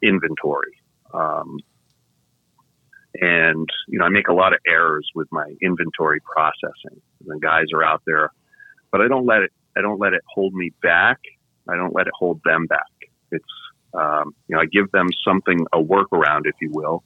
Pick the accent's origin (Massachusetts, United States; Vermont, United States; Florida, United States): Vermont, United States; moved away; I'm from New England, from Vermont.